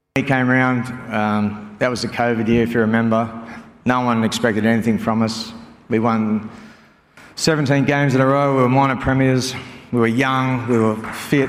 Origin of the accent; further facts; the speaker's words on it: Northern Beaches, New South Wales, Australia; also born or lived in Auckland, New Zealand; now in Penrith, Australia; we're from the Northern Beaches.